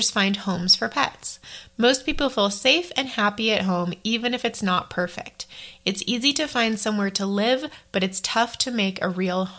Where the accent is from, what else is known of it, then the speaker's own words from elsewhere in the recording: Maine, United States; also born or lived in Idaho / Indiana / Taiwan; now in Colorado, United States; Where did I grow up? Well, Indiana and Maine, mostly Maine, but I don't live there now.